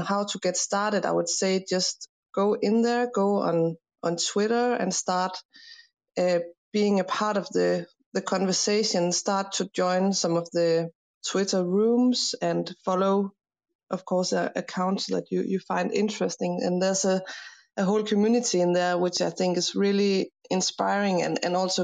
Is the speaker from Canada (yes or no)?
no; Denmark; I'm an architect from Denmark